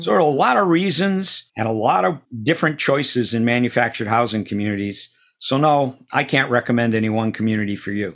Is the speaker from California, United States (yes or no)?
no; Auburn, Massachusetts, United States; moved away; growing up in Auburn, Massachusetts.